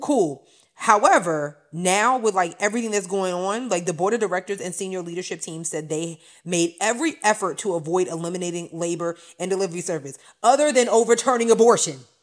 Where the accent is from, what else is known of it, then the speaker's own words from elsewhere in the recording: Long Island, New York, United States; I'm from Long Island